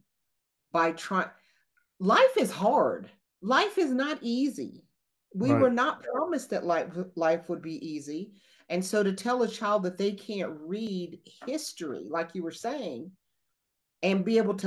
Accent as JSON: {"language": "English", "region": "the South", "country": "United States", "said": "we're from the South"}